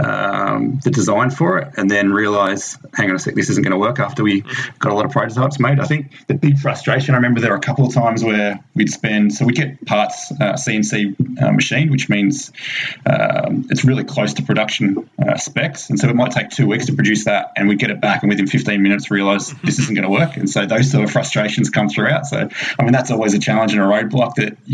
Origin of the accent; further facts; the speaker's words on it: Melbourne, Victoria, Australia; also born or lived in England; now in Texas, United States; I grew up in Melbourne, Australia, so right down the bottom of Australia